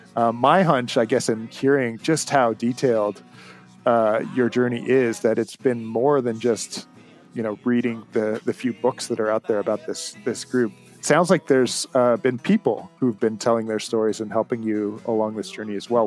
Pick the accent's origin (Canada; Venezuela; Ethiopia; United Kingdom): Canada; as a Canadian